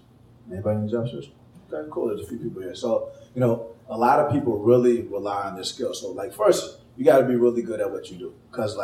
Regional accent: Atlanta, Georgia, United States; moved away as an adult; also born or lived in California / Chicago / San Francisco; I was born in California, grew up in Atlanta

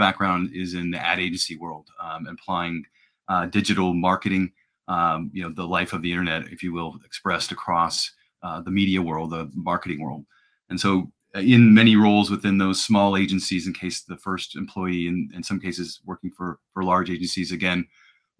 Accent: Cincinnati, Ohio, United States; also born or lived in Iowa; I'm in Cincinnati

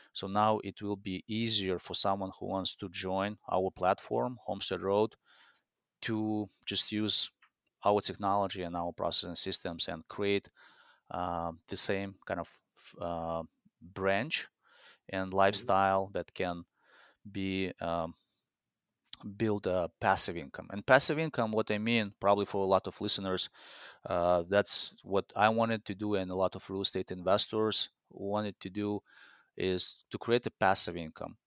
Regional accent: Belarus; English is a second language; moved away as an adult; also born or lived in Spain / Italy; now in Minneapolis, United States; So I came to US in 2004. I came from Belarus, which is Eastern Europe.

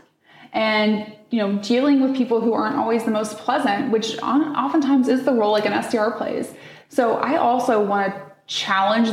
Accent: Midwest, United States; I grew up in the Midwest

